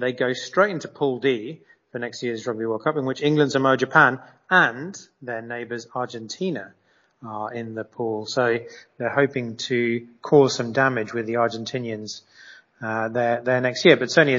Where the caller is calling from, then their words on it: Mexico; I'm calling you from Mexico